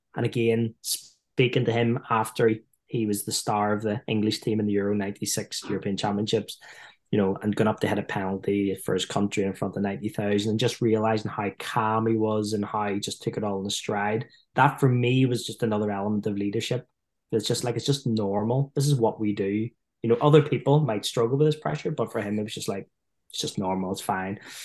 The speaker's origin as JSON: {"language": "English", "country": "Ireland", "accent": "Irish", "said": "being Irish"}